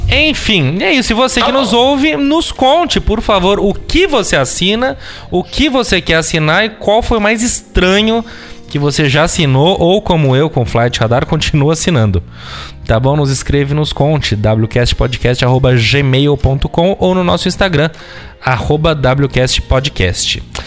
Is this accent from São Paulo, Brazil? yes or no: yes; São Paulo, Brazil; nós, como paulistanos